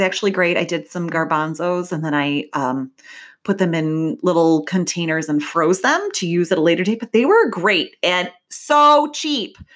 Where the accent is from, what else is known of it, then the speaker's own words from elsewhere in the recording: Midwest, United States; I'm from the Midwest, we say pop, maybe soda